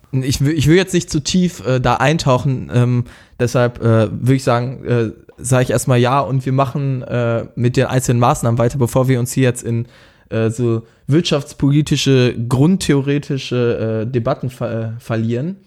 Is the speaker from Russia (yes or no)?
no; Germany; uns als äh, Deutsche